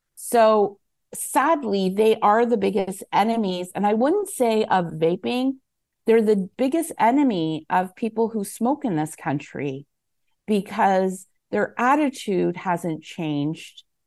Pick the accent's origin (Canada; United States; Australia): Canada; as a Canadian